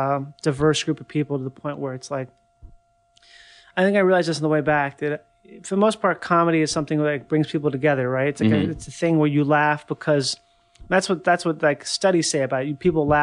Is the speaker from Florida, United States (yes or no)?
yes; Miami, Florida, United States; So like I'm from Miami, so like we probably would get like beans that would be super cheap but really good.